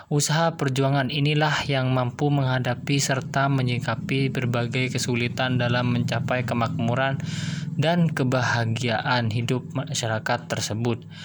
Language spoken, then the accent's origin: Indonesian; Jember, East Java, Indonesia; saya berasal dari kota Jember.